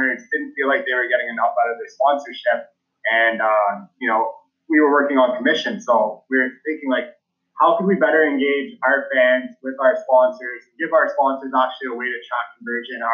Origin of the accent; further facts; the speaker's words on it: Canada; born and raised in Canada, true blue Canadian